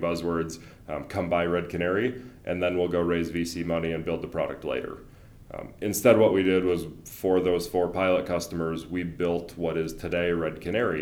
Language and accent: English; Wisconsin and Michigan, Midwest, United States; moved away as an adult; also born or lived in Indiana; now in Colorado, United States; I'm actually a Wisconsin and Michigan guy, and then went to Purdue. So very much Midwest